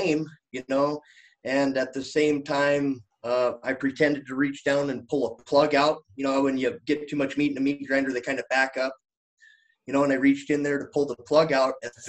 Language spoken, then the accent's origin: English; Billings, Montana, United States; Billings, Montana.